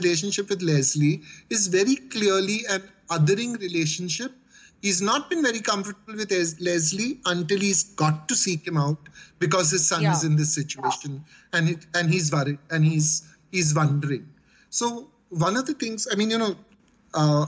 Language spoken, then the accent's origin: English; Mumbai, Maharashtra, India; Growing up in Bombay, for me, the policeman was like the ultimate sign of authority and terror mixed up.